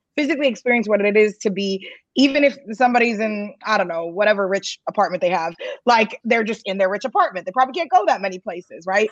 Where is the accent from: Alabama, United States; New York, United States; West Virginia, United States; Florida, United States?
New York, United States; I'm a New Yorker.